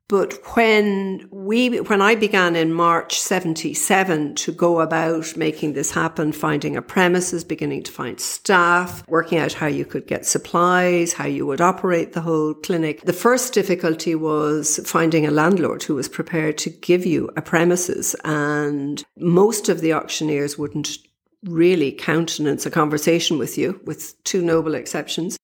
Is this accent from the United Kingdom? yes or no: no; Dublin, Leinster, Ireland; I'm from Dublin